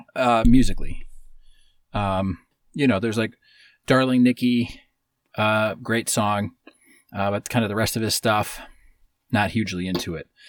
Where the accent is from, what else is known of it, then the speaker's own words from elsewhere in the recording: Wisconsin, United States; my hometown in Wisconsin um, was so small.